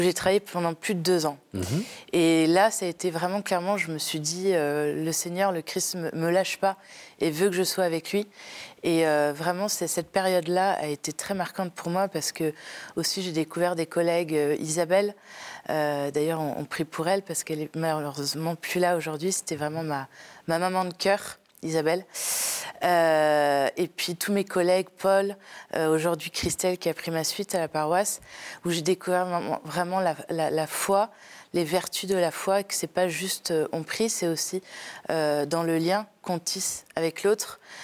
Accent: Paris, Île-de-France, France; je viens de Paris. Paris 17e. donc je suis née dans une très grande famille

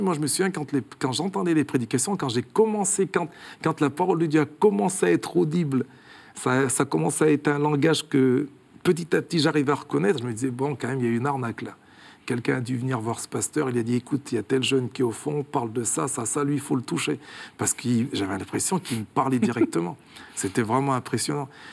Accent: Clermont-Ferrand, Auvergne-Rhône-Alpes, France; born or raised there; moved away as an adult; now in Switzerland

